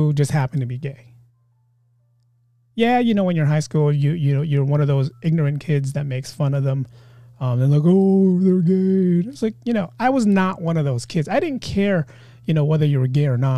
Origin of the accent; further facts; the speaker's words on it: San Francisco, California, United States; I grew up in San Francisco. I went to a high school called George Washington High School.